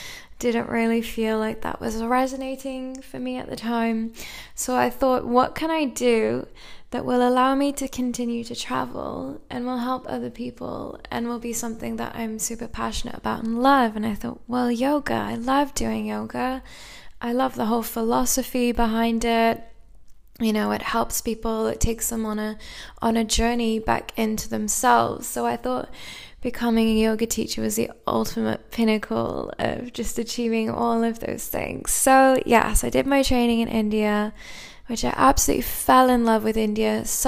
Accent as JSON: {"language": "English", "town": "Cardiff", "region": "Wales", "country": "United Kingdom", "also_born_or_lived": "England", "said": "I'm from the UK, although maybe by my accent you're a little bit confused, as I've had many people tell me. I'm from Wales in Cardiff in the UK originally."}